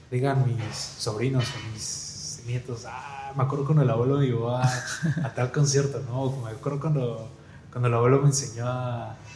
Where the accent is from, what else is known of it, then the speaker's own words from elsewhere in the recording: Cancún, Quintana Roo, Mexico; Y sí me gusta, pero me gasto mucho dinero, pues soy de Cancún, los vuelos y todo.